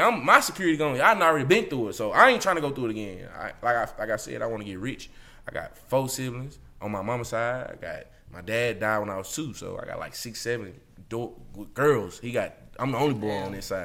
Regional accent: Mississippi, United States; born or raised there

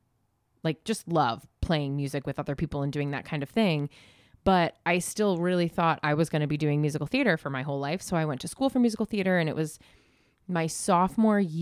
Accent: Galway, New York, United States; I grew up in Galway

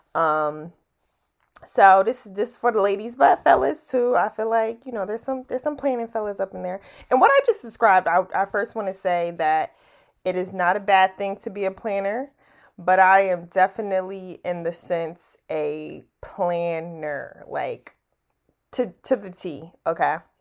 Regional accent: New Jersey, United States; now in DMV area, United States; I'm, I'm from Jersey

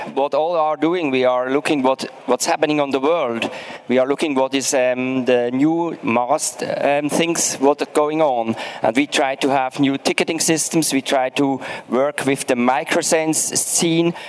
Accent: Switzerland; I'm from Switzerland

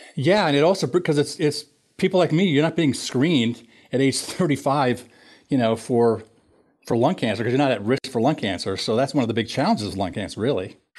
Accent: Minnesota, United States; moved away as an adult; also born or lived in Pennsylvania; I grew up in Minnesota

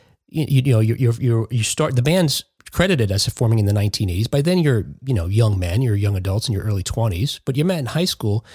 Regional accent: Jersey City, New Jersey, United States; moved away; Kat and I are from New Jersey originally. I'm from Jersey City.

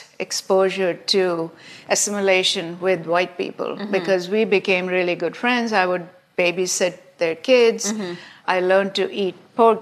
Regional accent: India; moved away as an adult; also born or lived in Massachusetts; now in United States; growing up in India

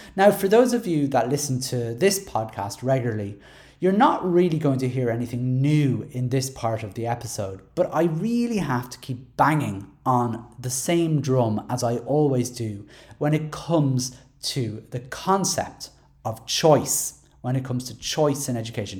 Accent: Dublin, Leinster, Ireland; I'm from Dublin six

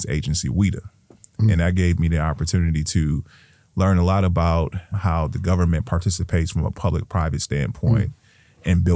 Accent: Milwaukee, Wisconsin, United States; I moved up here when I was a kid and went to Phyllis Wheatley on 20th and North, 20th and Monarchy, you know, and then went on to Sammy Morris and Niskera and Custer High School. So I was schooled here

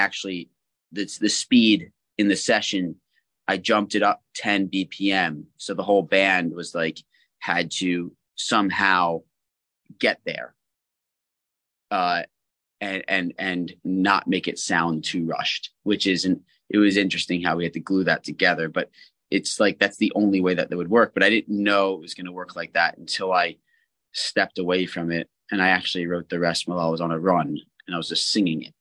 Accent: United States; moved away as an adult; also born or lived in New Jersey / Philadelphia, Pennsylvania; now in Los Angeles, United States; in Philadelphia in my hometown

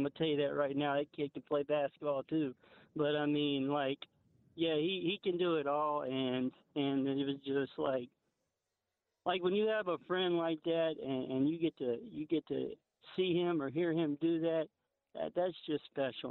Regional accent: Lake Charles, Louisiana, United States; now in Baytown, United States; I'm actually calling from Lake Charles, Louisiana. And I grew up with Jace Peterson. We were actually next door neighbors.

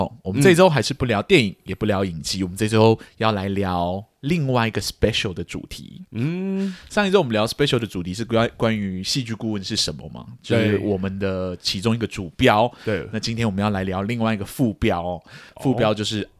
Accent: Laos; also born or lived in Thailand; 那我到底在哪里长大的呢？我在一个非常冷门的国家哦，那个国家叫寮国，这样，英文的名称叫 Laos。

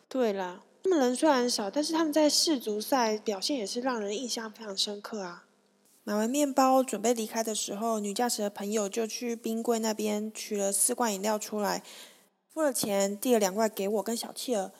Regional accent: Taiwan; we are from Taiwan

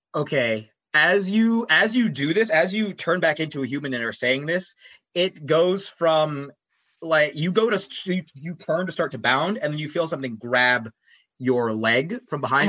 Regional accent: United States; I'm also an American

